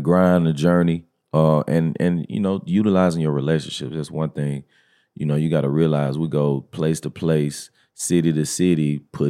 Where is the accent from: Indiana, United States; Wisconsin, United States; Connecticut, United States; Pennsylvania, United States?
Connecticut, United States; New Haven; These niggas, I grew up in the Haven.